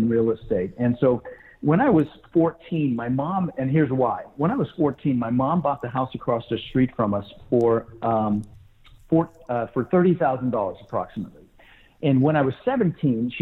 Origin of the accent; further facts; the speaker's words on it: Denver, Colorado, United States; also born or lived in Netherlands; I was born in Holland, and we immigrated from the Netherlands and ended up in Denver, Colorado, where I lived for 30 years